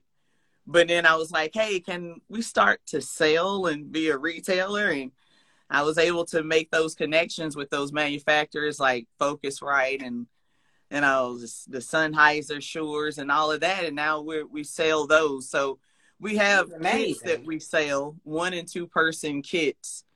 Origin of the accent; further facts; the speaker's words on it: South Carolina, United States; moved away; I'm originally from South Carolina